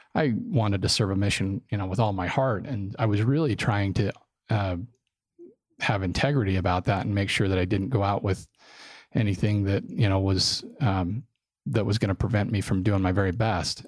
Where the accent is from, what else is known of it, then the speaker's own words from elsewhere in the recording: Draper, Utah, United States; I grew up in Draper when Draper wasn't a cool place to to live. It was a little farming community